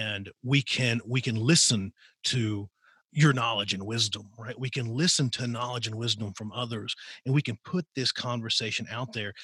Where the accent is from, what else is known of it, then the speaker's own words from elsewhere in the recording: Southwestern Virginia, United States; I grew up in Southwestern Virginia